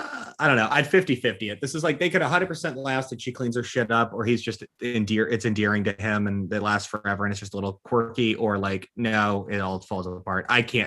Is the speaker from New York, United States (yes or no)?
no; Napa, California, United States; I grew up in Napa. I had a skateboard. I had a Shih Tzu.